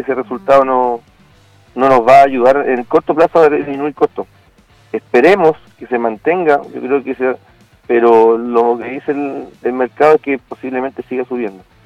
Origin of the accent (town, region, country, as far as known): Chile